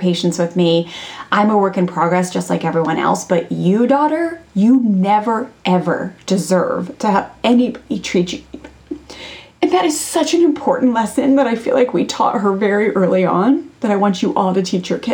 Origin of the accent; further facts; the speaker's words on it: Maryland, United States; I grew up in Maryland, like a small town in Maryland outside of Washington, D.C.